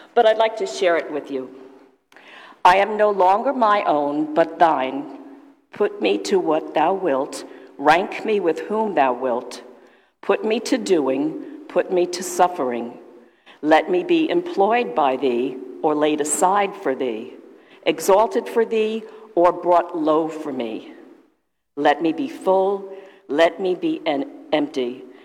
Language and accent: English; New York City, New York, United States; moved away; also born or lived in Mamaroneck, Westchester County; I'm from the South Bronx